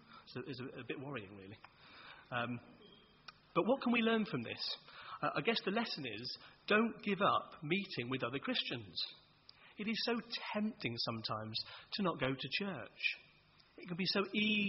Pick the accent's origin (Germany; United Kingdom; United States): United Kingdom; Worcester, West Midlands; moved away as an adult; When I was growing up in Worcester